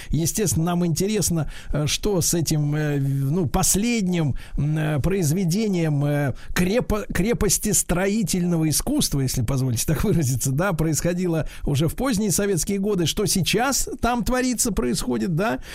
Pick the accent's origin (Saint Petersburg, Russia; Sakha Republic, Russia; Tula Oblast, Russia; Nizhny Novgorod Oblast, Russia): Saint Petersburg, Russia; я сам родом из Ленинграда